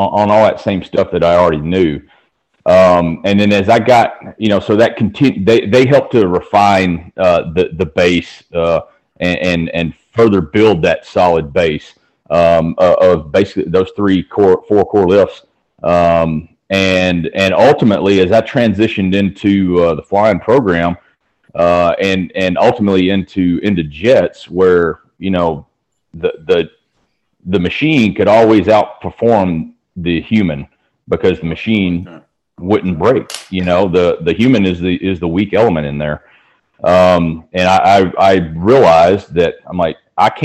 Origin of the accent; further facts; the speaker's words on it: Humboldt, Tennessee, United States; I grew up in Tennessee, a little town over in West Tennessee called Humboldt